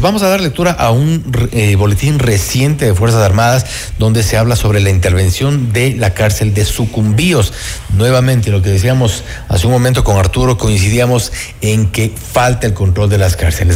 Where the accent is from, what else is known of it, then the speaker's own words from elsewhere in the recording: Ecuador; los ecuatorianos asumamos la responsabilidad